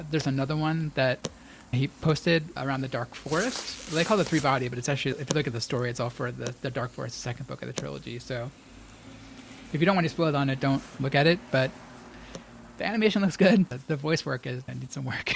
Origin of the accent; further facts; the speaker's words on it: United States; I am an American and a product of American media